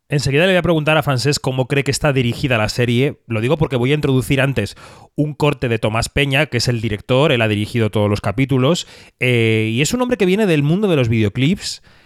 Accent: Spain; somos españoles

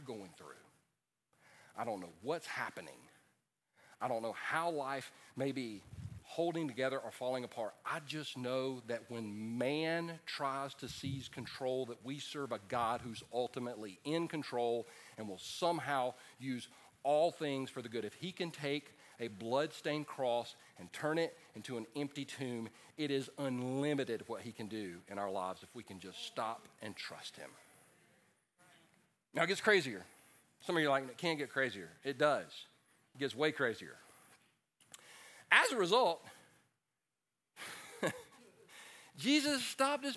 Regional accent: Easley, South Carolina, United States; I wound up in my old neighborhood, and where I grew up on the Mill Hill.

